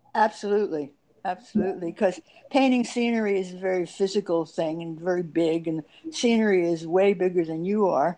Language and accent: English; New York City, New York, United States; growing up in New York City at the time